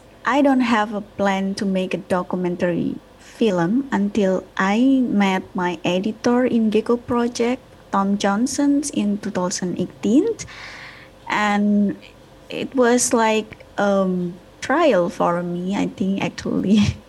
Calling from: Bali, Indonesia; I'm fine. I'm in Bali right now.

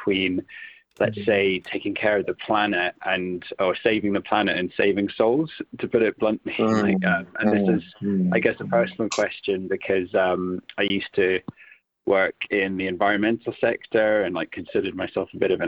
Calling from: Great Shelford, East of England, United Kingdom; From Cambridge, from Great Shelford.

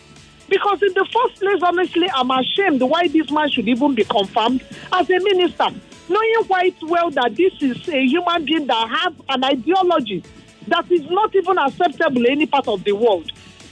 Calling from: Lagos, Nigeria; I'm calling you from Ikoyi.

